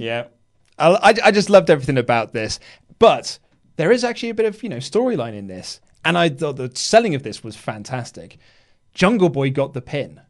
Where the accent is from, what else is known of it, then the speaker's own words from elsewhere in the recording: United Kingdom; we're so British